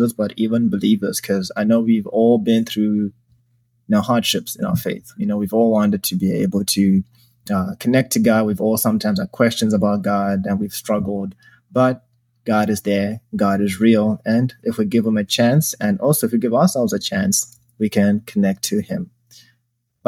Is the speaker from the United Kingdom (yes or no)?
no; Zimbabwe; now in Chicago, United States; I was born and raised in Zimbabwe.